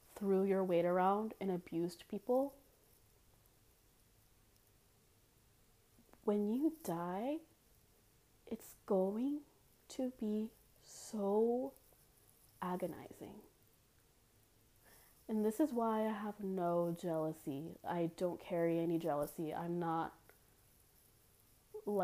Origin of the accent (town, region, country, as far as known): Memphis, Tennessee, United States; born or raised there